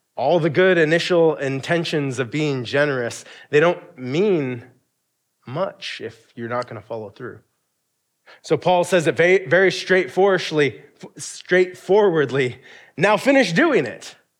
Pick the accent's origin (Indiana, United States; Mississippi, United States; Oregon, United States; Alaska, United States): Alaska, United States; being a kid growing up in Alaska